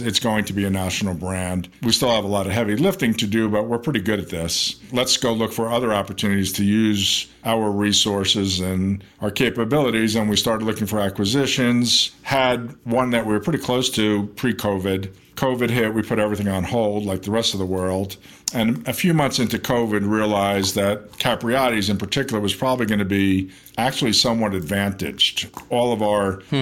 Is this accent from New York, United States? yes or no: yes; New York City, New York, United States; moved away as an adult; also born or lived in Las Vegas; I grew up in New York. I was born in Manhattan